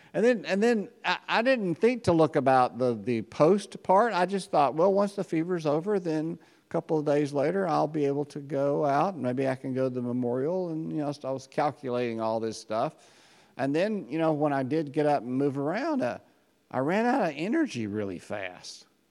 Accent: United States; As American Christians

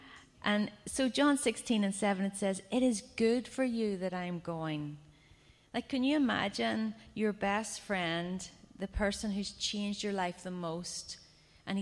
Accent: Ireland; I come from Ireland, and we are a culture of storytellers and singers

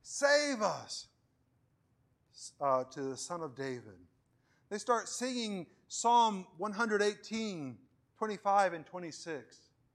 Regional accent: Venezuela; English is a second language; growing up in Venezuela, I put the blame on my backwardness, not on anything else there.

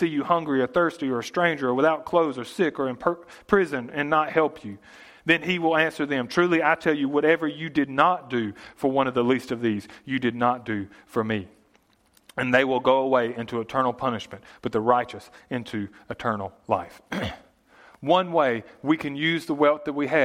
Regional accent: United States; growing up in America

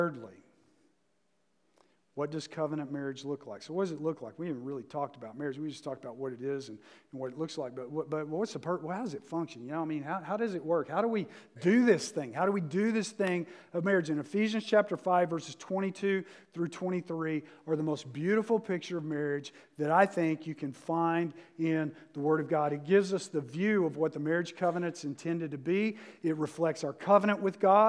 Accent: the South, United States; moved away; I'm from the South

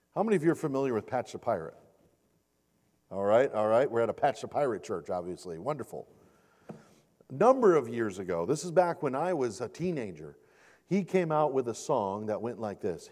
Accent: Michigan, United States; this is my home state, home state of Michigan

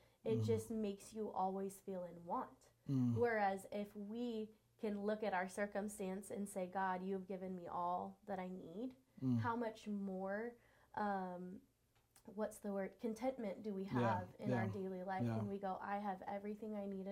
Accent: California, United States; moved away as an adult; now in Washington, United States; I'm originally from California, so I moved here 7-ish years ago, and now I'm a Washingtonian

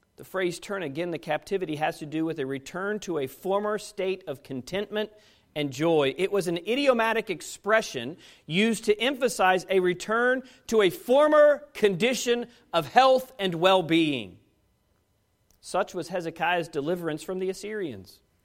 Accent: United States

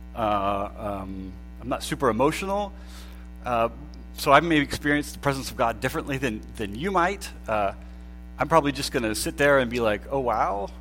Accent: Pennsylvania, United States; moved away as an adult; also born or lived in Oklahoma; I grew up in Pennsylvania and I went to school in Oklahoma

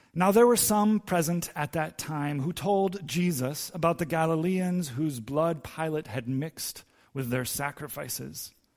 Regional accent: Santo Domingo, Distrito Nacional, Dominican Republic; I grew up in Santo Domingo, and our yard in Santo Domingo in the D R was full of fruit trees

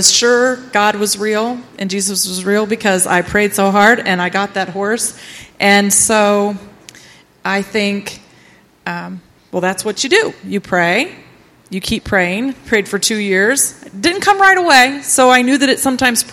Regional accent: Ritztown, United States; I grew up here in Ritztown and went to Ritztown all through my school years

